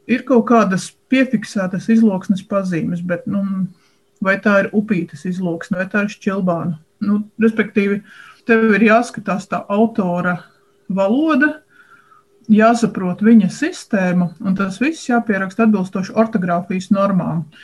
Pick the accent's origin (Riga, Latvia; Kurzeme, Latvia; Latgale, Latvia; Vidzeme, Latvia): Latgale, Latvia; Viļāni; man ir priekšrocība, mana izlūksne diezgan tuvu ir latgaliešu eh, rakstu valodai. Tu esi no? Es esmu no Viļāniem.